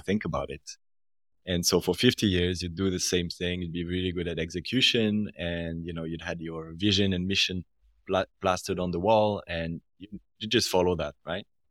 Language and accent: English; French part of Switzerland, Romandy, Switzerland; accent: French part of Switzerland; now in Zurich, Switzerland; I'm from the French part of the country